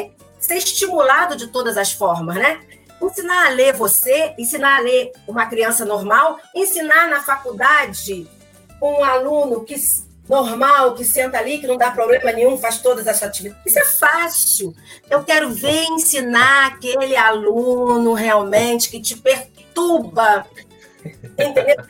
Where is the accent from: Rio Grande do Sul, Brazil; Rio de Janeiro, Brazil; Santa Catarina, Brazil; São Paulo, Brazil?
Rio de Janeiro, Brazil; São Gonçalo; vim de lá de São Gonçalo